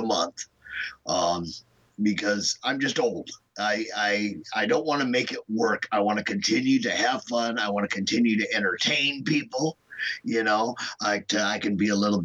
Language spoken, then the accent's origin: English; Omaha, Nebraska, United States; also born or lived in Kansas City; I'm not from Chicago. I'm from Omaha